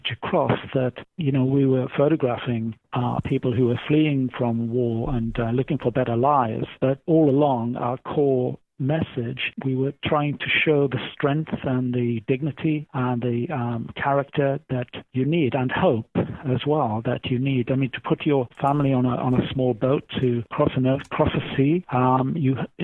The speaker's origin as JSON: {"language": "English", "country": "United Kingdom", "said": "I'm British"}